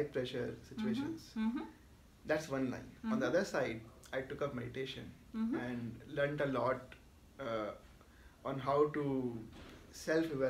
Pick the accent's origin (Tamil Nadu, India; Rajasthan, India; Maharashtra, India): Rajasthan, India; Jaipur; moved away; also born or lived in Mumbai; I am natively from Jaipur, that's west part of India, the place of the pink city and all.